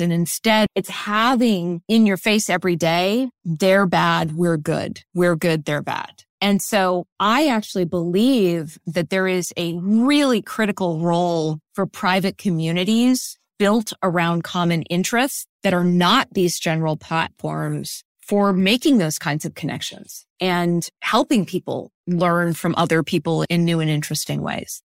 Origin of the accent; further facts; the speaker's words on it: Silicon Valley, California, United States; today in my hometown, you have a multi-trillion dollar company that has preserved the orchards